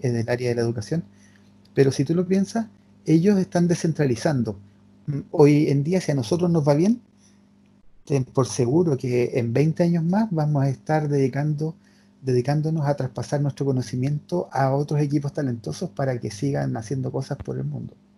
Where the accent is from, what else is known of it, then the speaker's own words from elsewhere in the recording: Temuco, Araucanía, Chile; Nosotros somos de Temuco